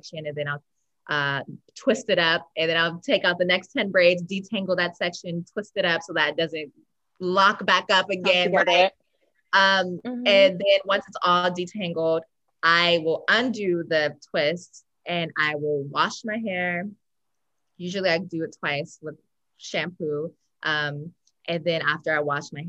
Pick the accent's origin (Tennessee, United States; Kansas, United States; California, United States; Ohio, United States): California, United States; Los Angeles; I was born and raised in Los Angeles, in South LA, to be exact